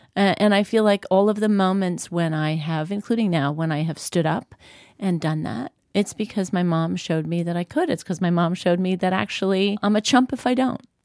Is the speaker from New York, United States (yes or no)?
yes; New York, United States; I grew up in New York